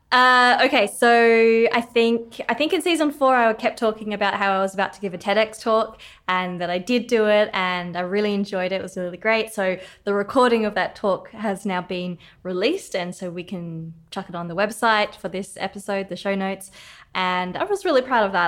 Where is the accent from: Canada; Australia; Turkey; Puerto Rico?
Australia; now in Cape Town, South Africa; I am from Australia originally, but now I'm very excited to be back in Cape Town in person